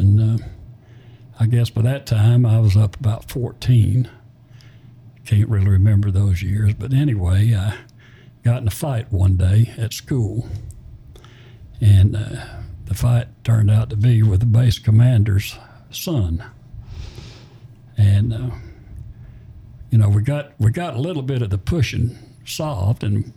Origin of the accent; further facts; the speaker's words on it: Alabama, United States; moved away; also born or lived in Florida / Georgia / Little Rock, Arkansas; we moved to a little place in Alabama. And she remarried, and I had a stepfather.